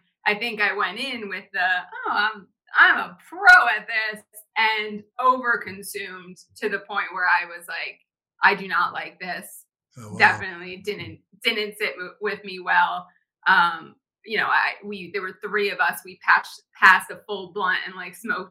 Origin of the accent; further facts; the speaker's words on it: New Jersey, United States; moved away as an adult; also born or lived in Los Angeles; Grew up, born and raised in New Jersey, spent the majority of my life there until I moved out to Los Angeles to attend college